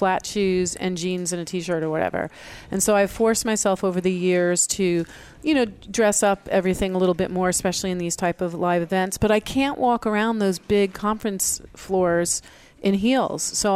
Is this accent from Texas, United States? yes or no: no; New York, United States; I grew up in New York where there are like thousands of …